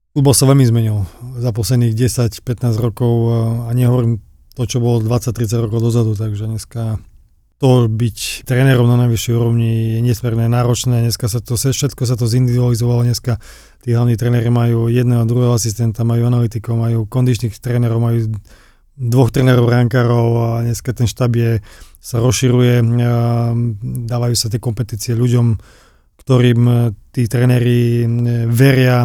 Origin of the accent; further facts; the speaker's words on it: Slovakia; moved away as an adult; also born or lived in England; now in Warsaw, Poland; ja som bol mladý zo Slovenska